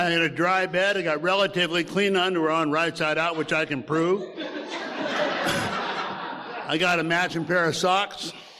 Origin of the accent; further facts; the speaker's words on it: Portland, Oregon, United States; I grew up in Portland. My dad worked out in the docks, the shipyards in Portland, and we grew up above that in the neighborhoods.